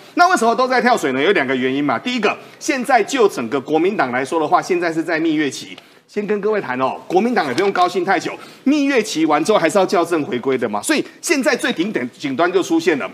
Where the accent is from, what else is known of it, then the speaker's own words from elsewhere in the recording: Taiwan; 我们台湾人